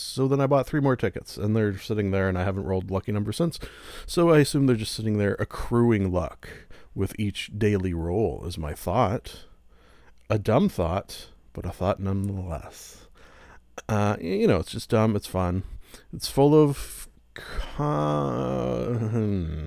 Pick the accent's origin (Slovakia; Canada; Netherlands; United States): Canada; I am Canadian as well